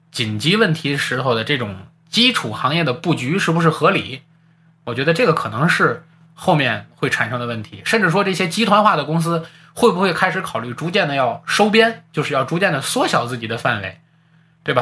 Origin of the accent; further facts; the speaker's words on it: China; 我们在中国生活，我们都是土生土长的中国人